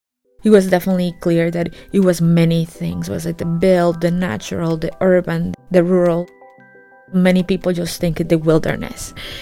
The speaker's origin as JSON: {"language": "English", "country": "Guatemala", "tie": "born or raised there", "moved": "yes", "said": "I am from Guatemala, and I grew up in the city, but going out into the rainforest a lot. I come from a country that has such a large indigenous population."}